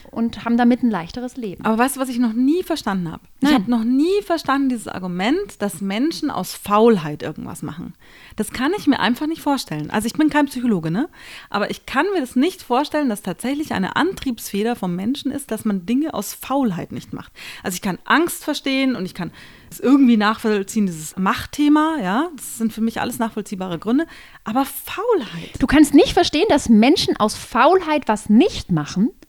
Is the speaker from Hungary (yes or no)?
no; Austria; ich bin Österreicher, wobei die Österreicher sagen werden, was? Die ist doch keine